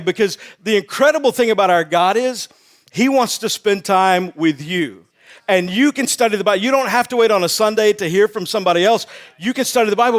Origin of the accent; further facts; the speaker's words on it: Texas, United States; also born or lived in Wake Forest, North Carolina; I'm from Texas